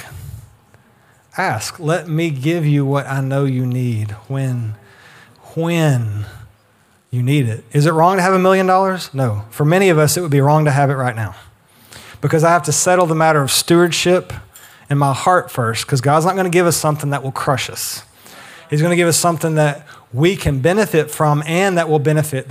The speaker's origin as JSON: {"language": "English", "region": "the South", "country": "United States", "tie": "born or raised there", "said": "we grew up in the South"}